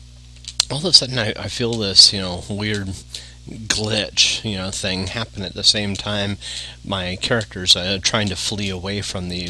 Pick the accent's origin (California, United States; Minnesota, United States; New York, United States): California, United States; Yorba Linda; also born or lived in Studio City, California; I was born and raised in Yorba Linda